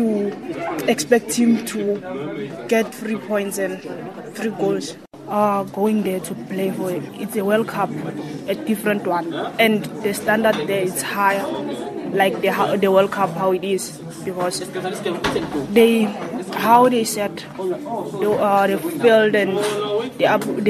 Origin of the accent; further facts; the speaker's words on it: South Africa; we as a South African team